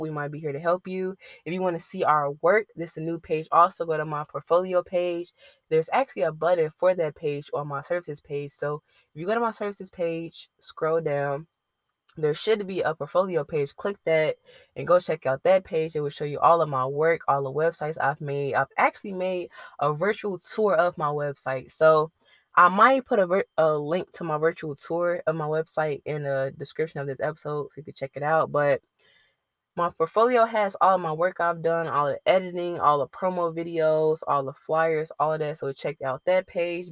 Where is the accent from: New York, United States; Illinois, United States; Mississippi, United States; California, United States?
Illinois, United States; Chicago; I'm from Chicago